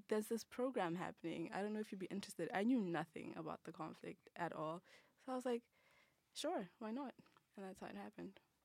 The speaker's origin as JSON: {"language": "English", "country": "Botswana", "moved": "yes", "said": "I'm from Botswana"}